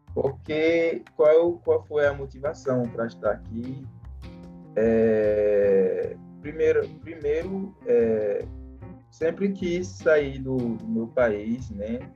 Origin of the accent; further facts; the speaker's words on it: Benin; Portuguese is a second language; now in Brazil; eu sou do Benin, faço o curso de administração na UFOB